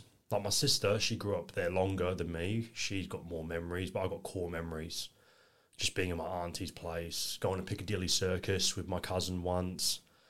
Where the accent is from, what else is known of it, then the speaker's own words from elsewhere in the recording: Elizabeth, South Australia, Australia; also born or lived in Milton Keynes, England; Bletchley, back in 1995, but only lived there for a few years. We moved out to Australia in 1998, October, we arrived and grew up in northern suburbs in Elizabeth, Davern Park region.